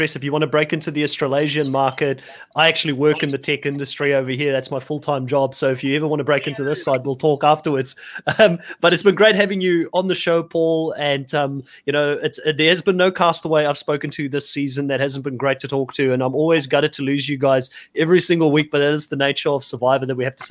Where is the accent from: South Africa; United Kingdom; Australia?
South Africa; Cape Town, Western Cape; moved away; I'm from South Africa originally as well, from Cape Town.